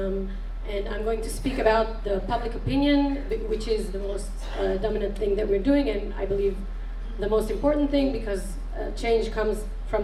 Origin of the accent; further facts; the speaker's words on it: Tel Aviv, Tel Aviv District, Israel; I'm from Tel Aviv